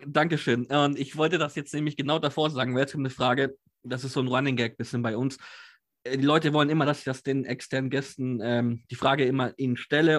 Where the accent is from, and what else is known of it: Nuremberg, Bavaria, Germany; born or raised there